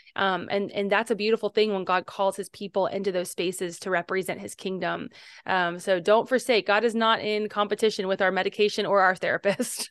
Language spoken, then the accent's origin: English; Cincinnati, Ohio, United States; our city of Cincinnati